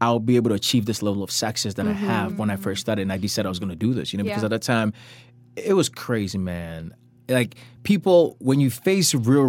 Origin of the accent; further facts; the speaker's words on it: Ghana; now in Korea; I was from Ghana